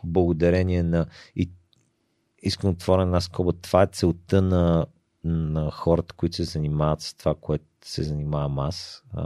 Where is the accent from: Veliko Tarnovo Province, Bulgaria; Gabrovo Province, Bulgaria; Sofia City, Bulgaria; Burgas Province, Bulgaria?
Sofia City, Bulgaria; Sofia; сме си софиянци